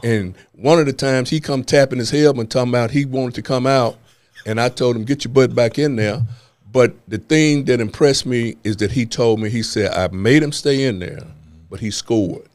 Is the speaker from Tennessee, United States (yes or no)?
yes; Memphis, Tennessee, United States; I'm from Memphis, Tennessee. I was born and raised, uh, in zip code three eight one two six